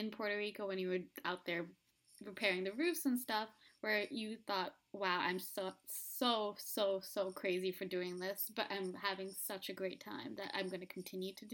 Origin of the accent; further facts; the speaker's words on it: South India, India; I'm from South India